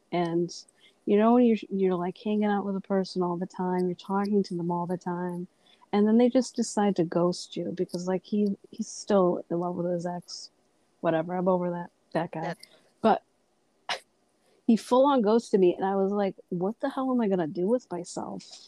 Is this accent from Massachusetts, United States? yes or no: yes; Massachusetts, United States; I'm from Massachusetts.